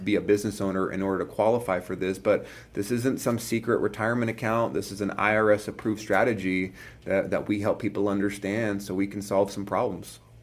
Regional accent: California, United States; I grew up in California

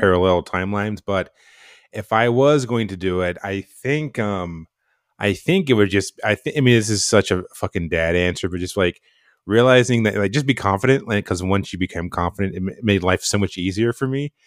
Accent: North Carolina, United States; moved away; I'm from North Carolina, a super small town in North Carolina

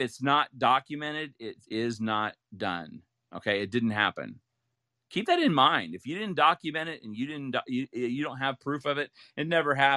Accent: Ohio, United States; moved away as an adult; also born or lived in Utah; I grew up in Ohio and went to college, Brigham Young University, and that's in Utah. And then I moved out here

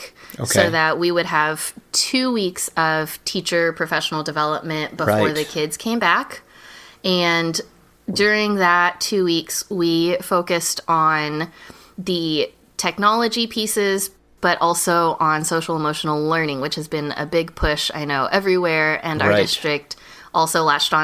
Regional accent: Houston, Texas, United States; I am a Houston native, born and raised in Clear Lake

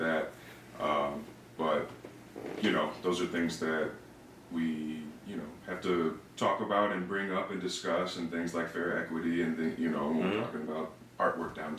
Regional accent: Aurora, Illinois, United States; also born or lived in Oswego; I'm also a lifelong Auroran, born and raised on the west side

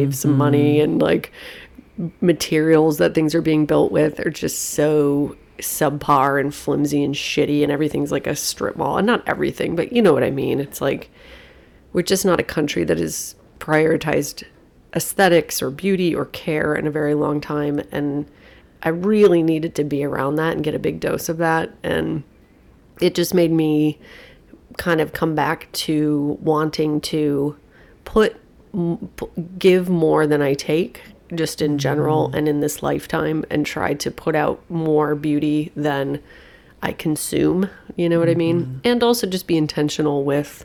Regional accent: United States; I'm there as an American

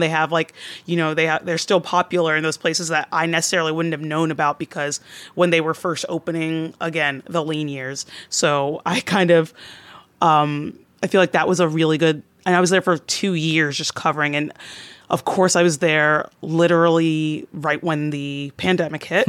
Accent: Atlanta, Georgia, United States; moved away as an adult; now in New York, United States; I'm originally from the Atlanta area

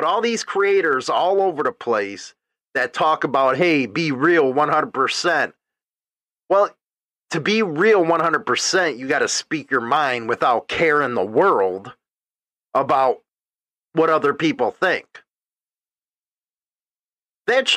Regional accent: United States; I was born in the United States

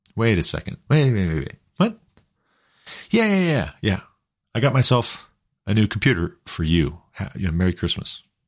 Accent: Glendive, Montana, United States; When I was a kid, growing up in Glendive, Montana

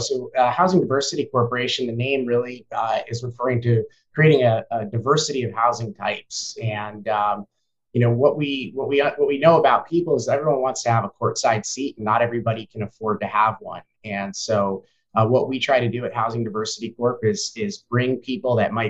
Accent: New York, United States; moved away as an adult; now in Seattle, United States; I moved to Seattle in 2012. I came from the East Coast, the New York tri-state area

